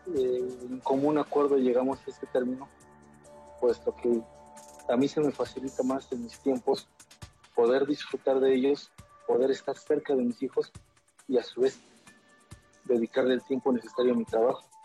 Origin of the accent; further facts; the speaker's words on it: Mexico City, Mexico; now in Durango, Mexico; Soy originario de la Ciudad de México. Actualmente radico en la ciudad de Durango. Tengo muchos años viviendo en esta ciudad.